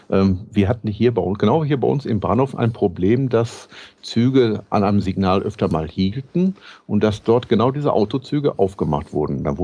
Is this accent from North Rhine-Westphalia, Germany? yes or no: yes; North Rhine-Westphalia, Germany; Ich bin Westfale, was habe ich mit dem Rheinland zu tun?